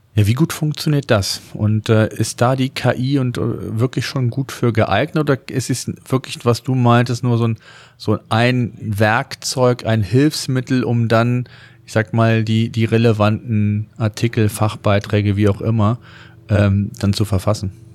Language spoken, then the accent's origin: German; Germany; bei uns in Deutschland